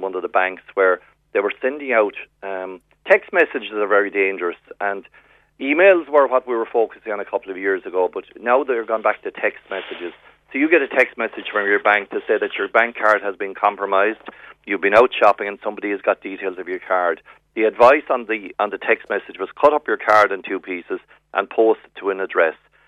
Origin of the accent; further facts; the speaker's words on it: West Cork, Munster, Ireland; now in Dublin, Ireland; I'm from West Cork, born and reared, so I'll always be from West Cork